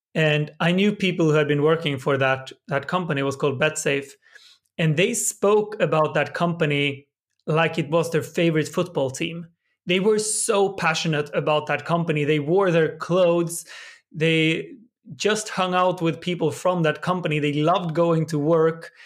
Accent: Sweden; my hometown in Sweden

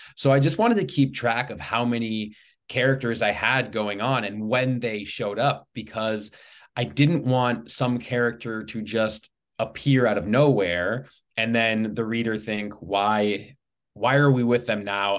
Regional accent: Los Angeles, California, United States; moved away as an adult; now in Simi Valley, United States; I was born and raised in the Los Angeles area

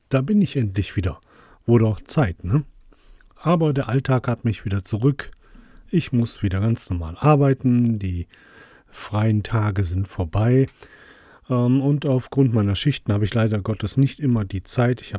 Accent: Krefeld, North Rhine-Westphalia, Germany; Das war damals äh, das Massa, so hieß das bei uns in der Nähe in St. Tönis. Dann gab es einen Divi bei uns in Krefeld

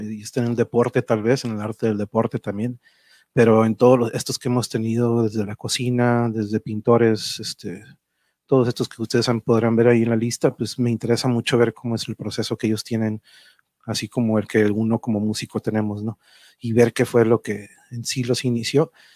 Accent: Tijuana, Baja California, Mexico; also born or lived in Mexico City; yo crecí aquí en Tijuana

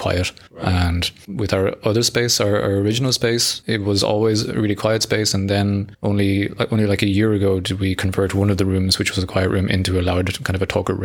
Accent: Ireland; moved away as an adult; I am from Ireland, but I've been here for 15 years, or 15 or 16 years

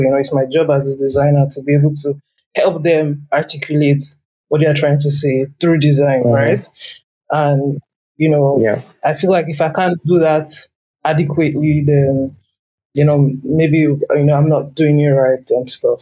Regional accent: Lagos, Nigeria; I grew up in Lagos

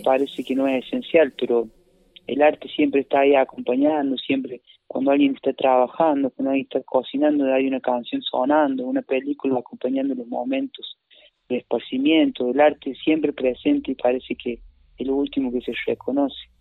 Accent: Traslasierra, Córdoba, Argentina; also born or lived in Paravachasca Valley, Córdoba; Yo soy de Tras de Sierra y estoy acá ahora, en estos momentos.

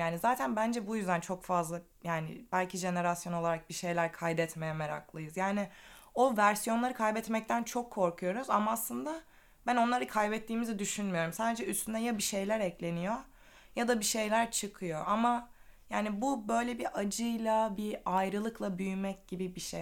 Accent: Black Sea Region, Turkey; also born or lived in Istanbul; now in Ireland; Asıl Karadenizliyim.

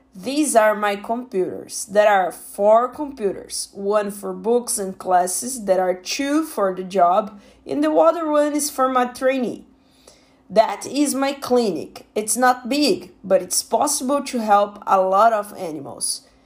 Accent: Brazil; English is a second language; I'm from Brazil.

